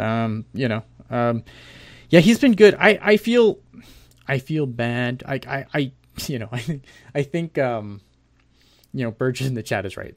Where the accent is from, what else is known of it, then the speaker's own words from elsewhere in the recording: Canada; also born or lived in Ontario; I'm Canadian